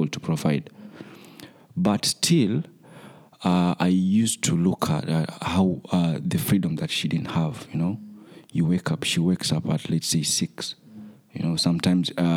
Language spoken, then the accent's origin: English; Mombasa, Mombasa County, Kenya; I am from Mombasa, Kenya